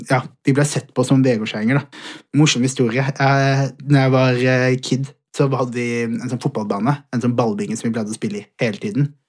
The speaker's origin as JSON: {"language": "Norwegian", "country": "Somalia", "said": "Jeg er, fra, jeg er utlending, jeg er somalier, 100 født og, eh, altså sånn, begge, fra begge sider."}